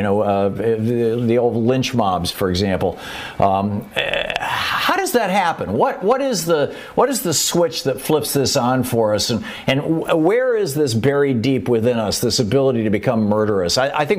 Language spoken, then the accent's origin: English; Michigan, United States; moved away; also born or lived in Atlanta, Georgia; when I was a kid growing up in Michigan, and with fire ants when we lived down in Atlanta, Georgia